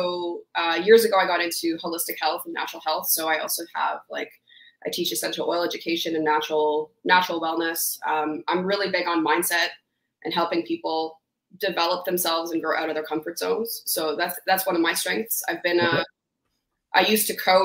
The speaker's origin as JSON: {"language": "English", "town": "Ottawa", "region": "Ontario", "country": "Canada", "said": "I'm from Ottawa"}